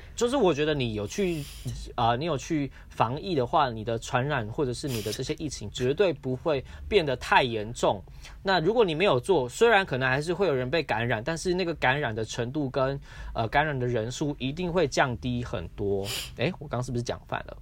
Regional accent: Taiwan; 我们身在这个地方，我们有刚刚好的人口，刚刚好的面积，刚刚好的资源

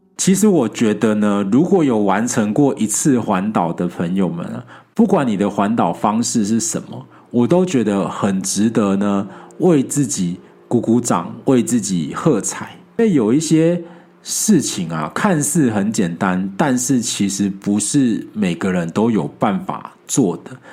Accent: Taiwan; 作为一个台湾人，更应该要想办法去感受一些不同角度的台湾

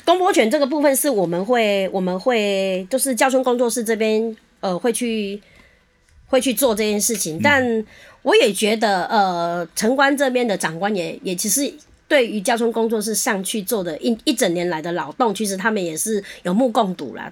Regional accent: Changhua County, Taiwan; 我们彰化人真的很喜欢，就是稍微天气有点凉凉的，就会舍弃， 呃，冰凉的东西，就会开始找热食

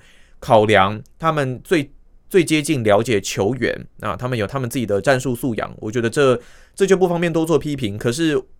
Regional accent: Taiwan; 大家都觉得，身为台湾人，那跟这一次这个中华队一起。

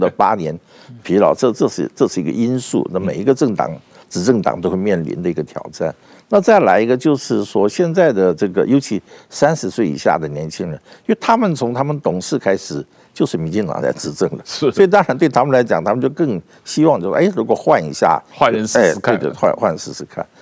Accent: South Korea; now in Taiwan; 我在韩国出生长大，所以有很多韩国会朋友会常常来台湾

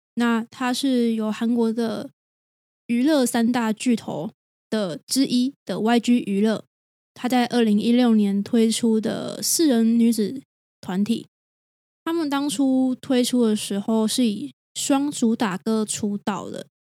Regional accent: Taiwan; 就算都是台湾人好了，我们很类似的文化背景

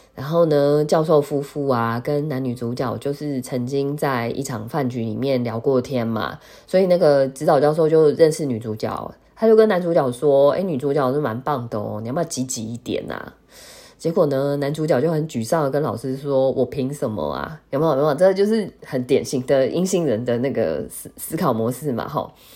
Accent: Taiwan; 我们台湾人好像都叫航太，不是叫航天

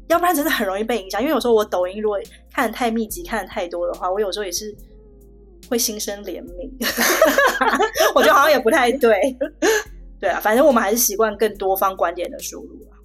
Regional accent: Taiwan; moved away as an adult; now in Shanghai, China; 我在台湾出生长大

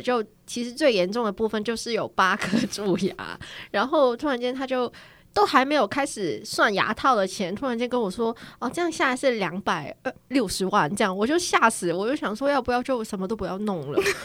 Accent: Hong Kong; Chinese is a second language; moved away as an adult; now in South Korea; 我要回香港了

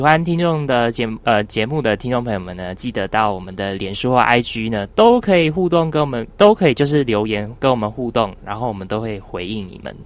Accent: Taiwan; 我们台湾人

